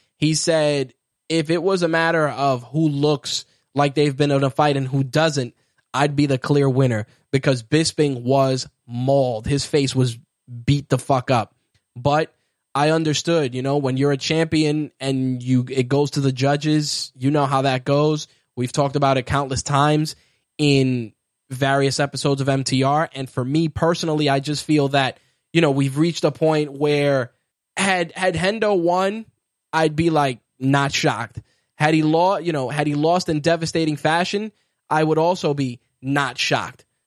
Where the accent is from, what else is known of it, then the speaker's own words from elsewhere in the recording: New York, United States; as a New Yorker